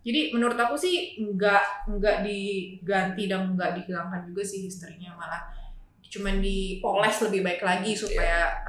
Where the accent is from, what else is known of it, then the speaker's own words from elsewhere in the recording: Tangerang, Banten, Indonesia; kita sebagai warga Tangerang